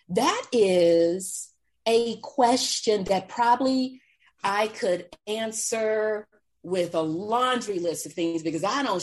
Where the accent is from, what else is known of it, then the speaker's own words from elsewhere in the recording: Texas, United States; Growing up in Texas, back in the day, my understanding was it was illegal.